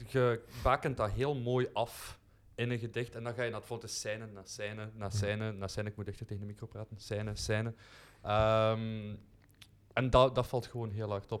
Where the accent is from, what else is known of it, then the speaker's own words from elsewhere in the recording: Kerzouten, Flanders, Belgium; ik ben van Kerzouten van geboorte